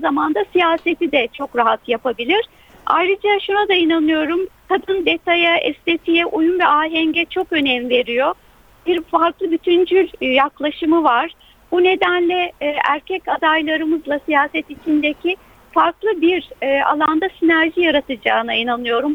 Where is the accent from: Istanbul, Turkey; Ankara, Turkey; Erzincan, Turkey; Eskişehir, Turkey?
Eskişehir, Turkey; moved away as an adult; Orada doğdum. Üniversiteye kadar orada yaşadım.